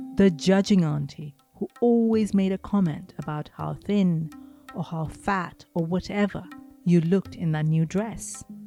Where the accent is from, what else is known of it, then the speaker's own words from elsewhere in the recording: Mumbai, Maharashtra, India; Growing up in Mumbai